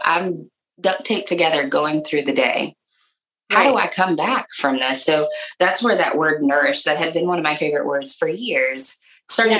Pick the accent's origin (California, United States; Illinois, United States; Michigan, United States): Michigan, United States; moved away as an adult; now in Nashville, United States; I am originally from Michigan, but have lived in Nashville for a very long time